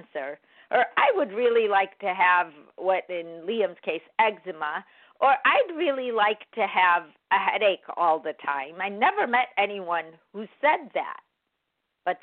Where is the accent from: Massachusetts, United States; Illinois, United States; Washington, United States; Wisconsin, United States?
Illinois, United States; Chicago; moved away; I'm from Chicago